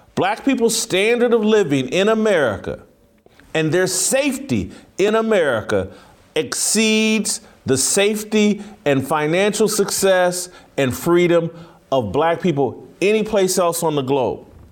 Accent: United States; I'm an American

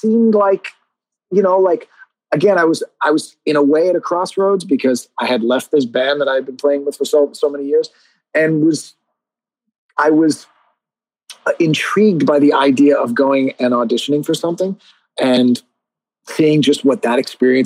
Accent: New York City, New York, United States; also born or lived in Long Island, New York / Syosset, New York / Manhattan; I was born in the Bronx, and when I was about 10 years old, I moved to Long Island

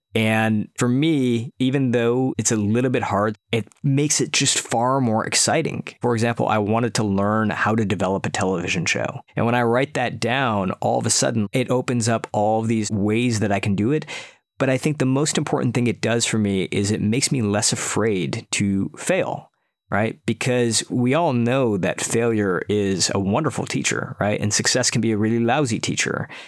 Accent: outside of Detroit, Michigan, United States; moved away; also born or lived in San Francisco, United States / Silicon Valley, United States; move back to my hometown outside of Detroit

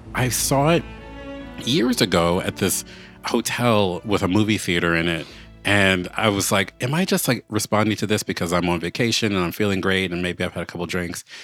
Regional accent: Baltimore, Maryland, United States; moved away as an adult; I moved back to my hometown of Baltimore

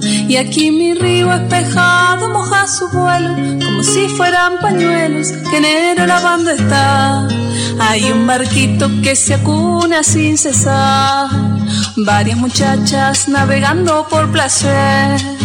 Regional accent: San Martín de los Andes, Neuquén, Argentina; Nací en San Martín de los Andes

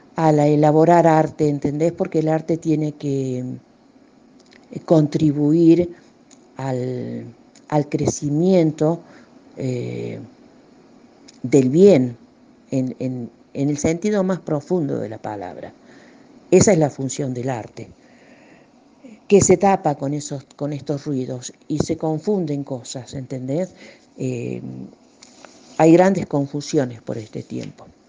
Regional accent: Córdoba, Argentina; muy chiquita ya nos, nos, instalamos acá en Córdoba eh, en la casa de mis otros abuelos, allá en Cruz del Eje

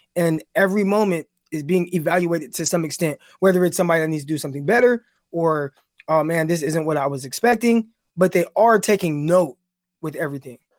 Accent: Stockton, California, United States; I'm from Stockton

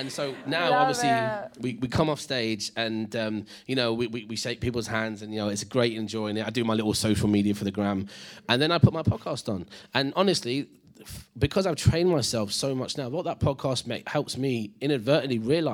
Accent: Leicester, East Midlands, United Kingdom; I'm an Indian lad from Leicester

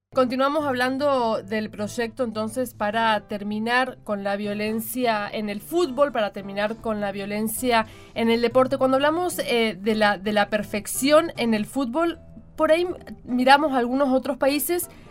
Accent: Argentina

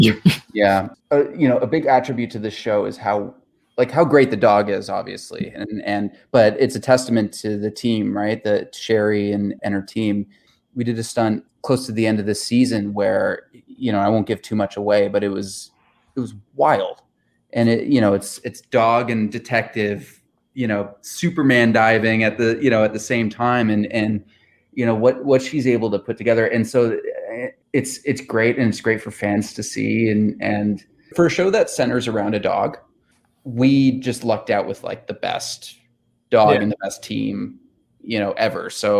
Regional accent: Newfoundland and Labrador, Canada; as you know, being a Newfoundlander, you know, a big part of what can make our shooting schedule difficult are the elements, right?

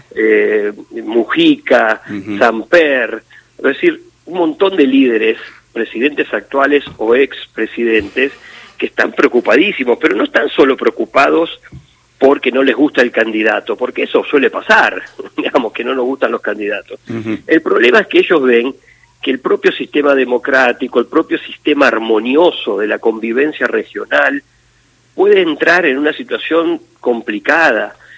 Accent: Argentina

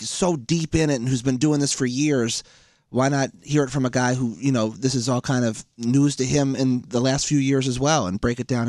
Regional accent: Philadelphia, Pennsylvania, United States

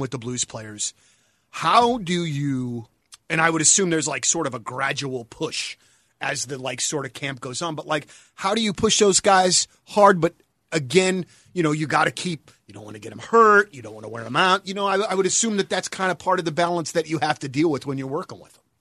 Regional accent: United States; I am American

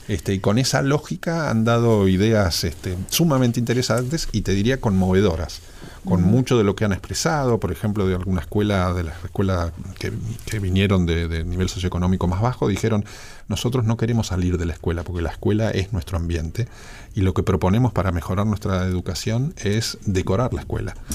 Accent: Argentina

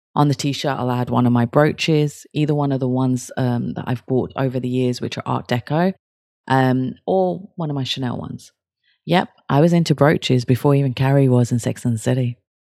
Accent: Kent, South East England, United Kingdom; I'm from Kent, which is outside London

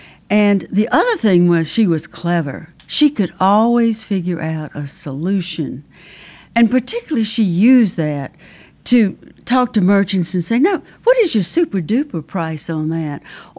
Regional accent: Auburn, Alabama, United States; I grew up in Auburn, Alabama. It's a little small town near nowhere, and it was. I was a high school student, and it was the 1950s.

